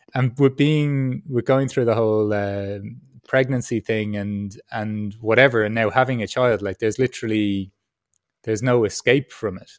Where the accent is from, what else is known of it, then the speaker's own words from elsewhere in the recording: Ireland; accent: Irish; also born or lived in Peru; now in Berlin, Germany; my Irish accent